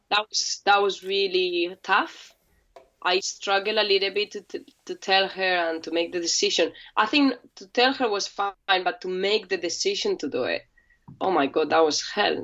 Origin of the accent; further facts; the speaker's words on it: Spain; moved away as an adult; now in London, United Kingdom; I'm from Spain, España, and I came to London eight years ago